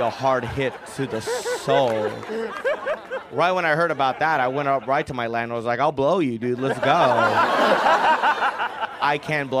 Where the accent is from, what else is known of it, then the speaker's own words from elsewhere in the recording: India; You're British. And I'm Indian.